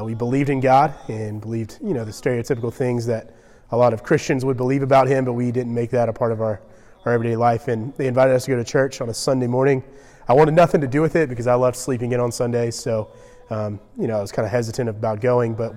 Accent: Georgia, United States; I grew up in Georgia, only child.

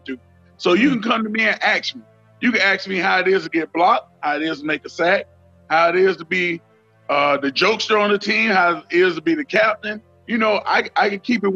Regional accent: Deep South, United States; I grew up in the Deep South

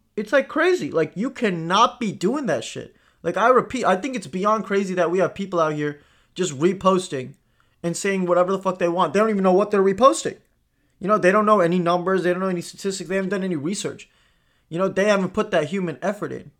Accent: India; I grew up in India

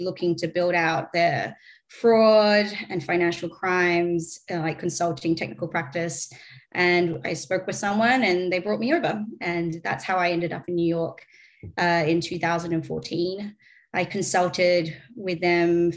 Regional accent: Australia; accent: Australian; moved away; Australian, if you can't tell from my accent

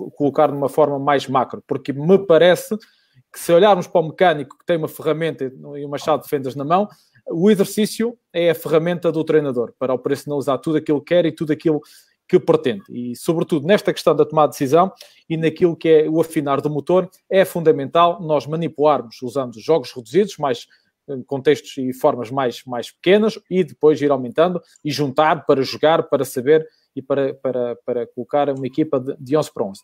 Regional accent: Vila Pouca de Aguiar, Norte, Portugal; recordo-me que eu estou em Vila Real, sou de Vila Real, sou de, de Vila Pouca

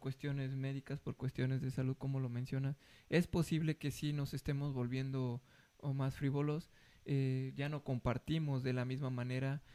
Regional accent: Mexico; nosotros como mexicanos

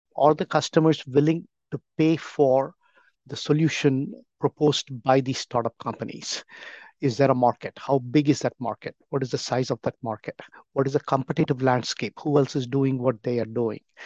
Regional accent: India; moved away as an adult; now in United States; I grew up back in India in a business community.

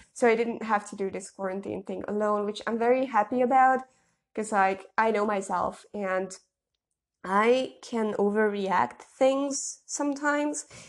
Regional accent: Budapest, Hungary; moved away; we could spend a beautiful week in my hometown, or, like, my home city

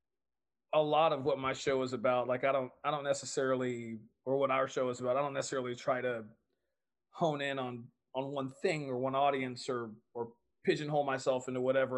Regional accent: Texas, United States; I'm a Texan

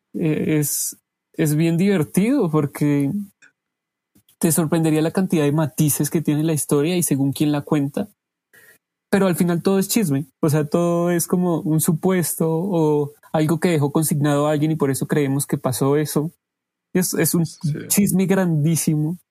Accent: Pacho, Cundinamarca, Colombia; now in Bogotá, Colombia; viví la mayoría de, mi infancia en Pacho, Dinamarca

